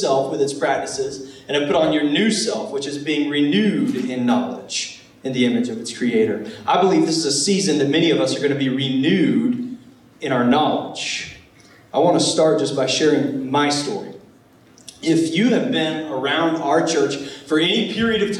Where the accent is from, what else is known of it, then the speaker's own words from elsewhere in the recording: Charleston, South Carolina, United States; I was from Charleston, South Carolina